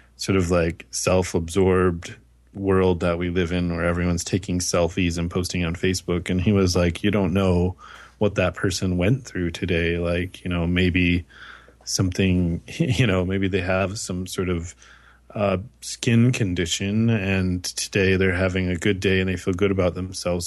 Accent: United States; now in Canada; despite being in Canada, I'm still an American

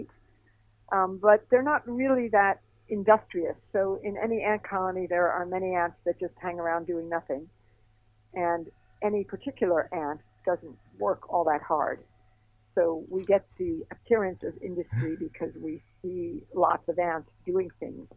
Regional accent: Miami Beach, Florida, United States; I grew up in Miami Beach

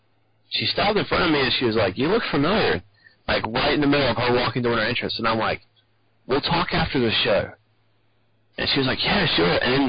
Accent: Kinston, North Carolina, United States; in Kinston, my hometown

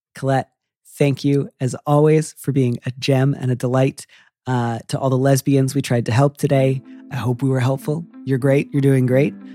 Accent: Midwest, United States; I'm from the Midwest

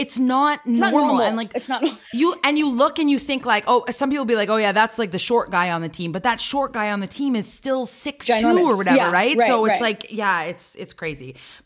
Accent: Canada; Do you want to know something funny about as a Canadian?

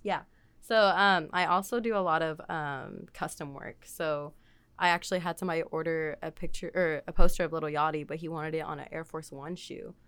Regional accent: Waco, Texas, United States; I'm actually from Waco

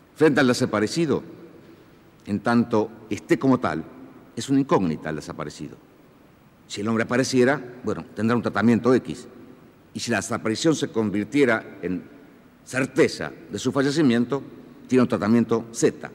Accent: Argentina; nuestro sentir como argentinos

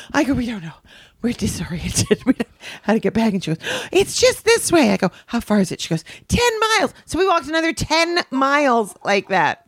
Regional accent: Canada; I'm so Canadian.

